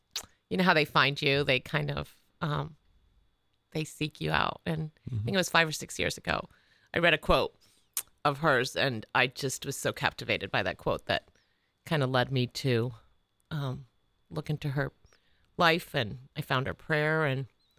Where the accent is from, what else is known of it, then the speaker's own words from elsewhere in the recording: San Antonio, Texas, United States; born there; now in Clintonville, United States; I was born in San Antonio, Texas.